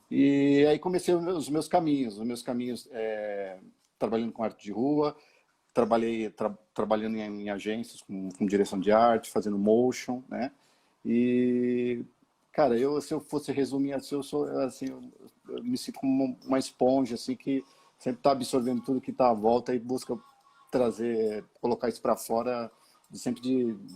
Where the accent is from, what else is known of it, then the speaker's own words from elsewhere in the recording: São Paulo, Brazil; eu sou um paulistano que fui, que fui criado e cresci na, na Zona Leste também. É, cresci em Goianazes, né, num bairro da, do Jardim Gianete, lá em Goianazes.